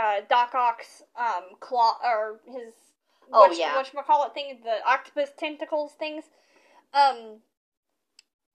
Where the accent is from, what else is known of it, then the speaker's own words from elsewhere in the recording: the South, United States; I'm from the South